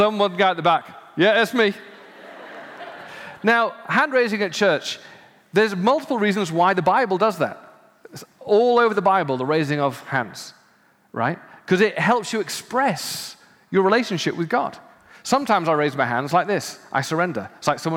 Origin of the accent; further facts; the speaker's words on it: United Kingdom; as a Brit